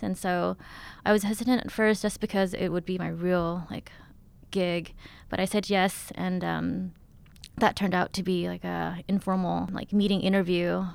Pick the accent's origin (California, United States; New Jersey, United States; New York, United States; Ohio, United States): California, United States; Stockton; also born or lived in Thailand / Texas / Oakland, California; growing up in Stockton, um, I didn't really have anywhere to hang out besides the kitchen with my mom